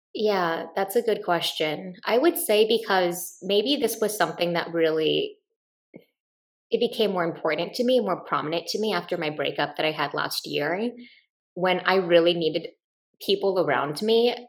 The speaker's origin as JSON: {"language": "English", "region": "Midwest", "country": "United States", "tie": "born or raised there", "said": "when I grew up in the Midwest"}